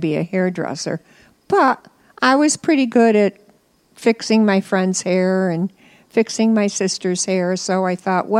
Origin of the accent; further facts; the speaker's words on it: near Heuvelton, New York, United States; moved away; also born or lived in Illinois; I lived in a very small... I didn't even live in a village. I lived in the country.